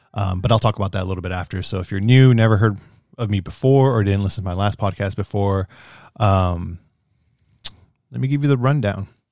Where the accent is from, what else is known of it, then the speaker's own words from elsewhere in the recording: United States; I'm, I'm an American. I'm a Mexican-American, first gen Mexican-American